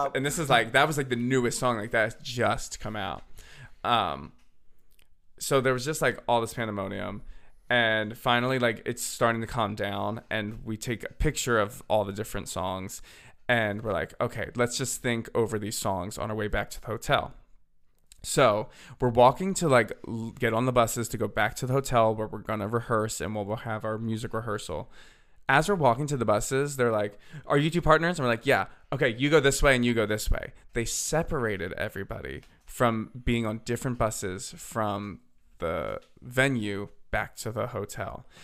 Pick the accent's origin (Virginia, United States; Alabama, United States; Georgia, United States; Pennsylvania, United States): Pennsylvania, United States; Bucks County; moved away as an adult; now in Nashville, United States; I'm from Bucks County, P A, and I now live in Nashville, Tennessee